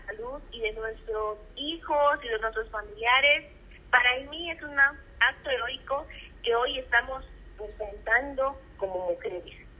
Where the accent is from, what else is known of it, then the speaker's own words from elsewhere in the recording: Tehuantepec, Oaxaca, Mexico; Tehuantepec y de de donde soy originaria y del cual me siento muy orgullosa